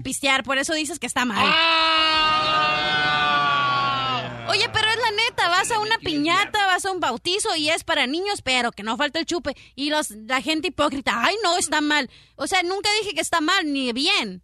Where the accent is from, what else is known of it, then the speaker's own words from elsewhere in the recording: Mexico; es parte de nuestra cultura como mexicanos. Yo ah. hablo como mexicana